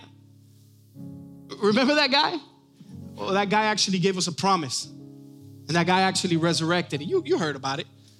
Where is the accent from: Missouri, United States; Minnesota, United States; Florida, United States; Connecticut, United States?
Florida, United States; Miami; also born or lived in New York; we ended up moving to Miami, Florida, when I was about